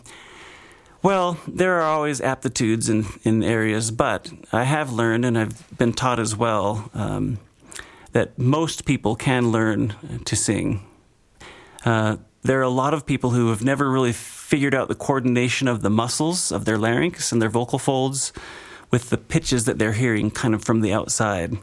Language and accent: English; Great Falls, Montana, United States; moved away as an adult; also born or lived in Utah / West Virginia; now in Grand Junction, United States; I was born in Great Falls, Montana, kind of just due north of here, but not far from the mountains